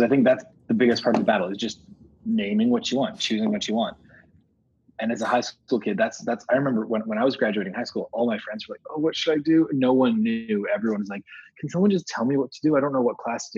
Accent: Vancouver, British Columbia, Canada; also born or lived in Amsterdam / Spain / Denmark; now in New York, United States; originally I'm from Vancouver, Canada.

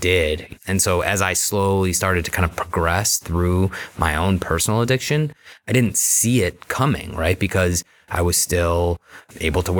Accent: Beachwood, Ohio, United States; I grew up in Beechwood, you know, normal kind of upbringing

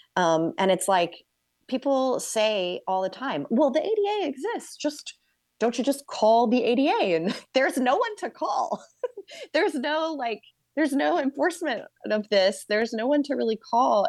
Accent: New York, United States; as a New Yorker

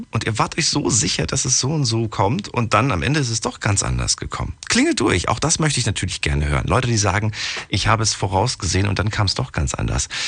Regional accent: Oberwesel, Rhineland-Palatinate, Germany; Hi, äh, ich komme aus Oberwesel.

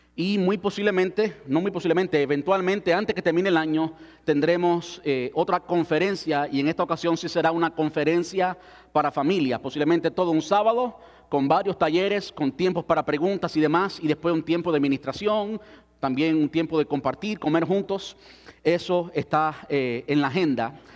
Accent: Cuba; moved away; antes de salir de mi país. Soy cubano

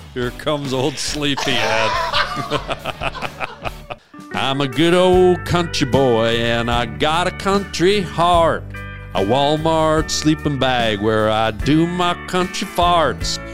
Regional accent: Canada; moved away as an adult; I was from Canada.

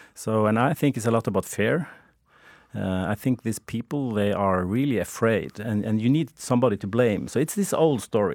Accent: Norway; I'm from Norway

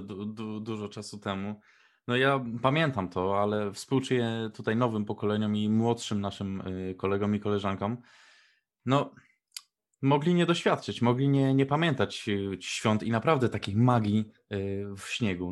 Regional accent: Poland; się wychowaliśmy w Polsce

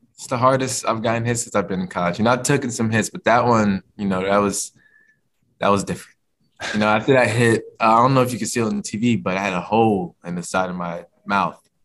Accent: Virginia, United States; moved away as an adult; now in Kentucky, United States; being a Virginia guy, you know, my process growing up was, you know, I always wanted to represent my home state

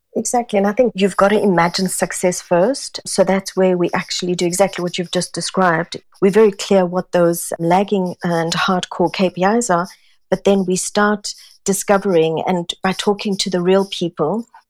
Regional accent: South Africa; moved away as an adult; also born or lived in Singapore; now in London, United Kingdom; Born and brought up in South Africa, very Italian family.

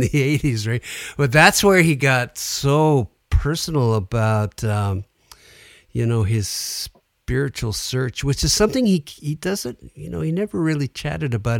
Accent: Sudbury, Ontario, Canada; I grew up in Sudbury

